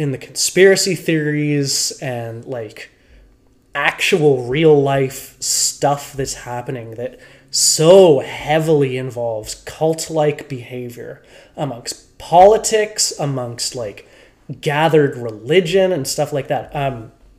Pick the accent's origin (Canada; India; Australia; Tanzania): Canada; We're Canadian